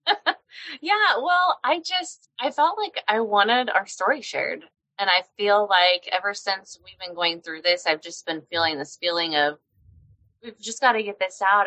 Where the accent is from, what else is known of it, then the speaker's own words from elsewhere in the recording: Oklahoma, United States; also born or lived in Mountain Home, Idaho; now in Kansas City, United States; I grew up in Oklahoma mainly